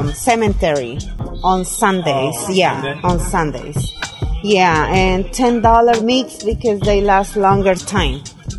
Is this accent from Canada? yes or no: no; Oaxaca, Mexico; now in Vista, United States; Grandmother and grandfather. Yeah, they from Oaxaca, yeah. We are from Oaxaca.